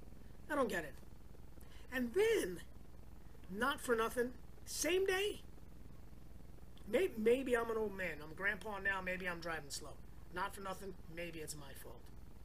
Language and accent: English; New York, United States; now in California, United States; Where I grew up in New York, they call it the parkway.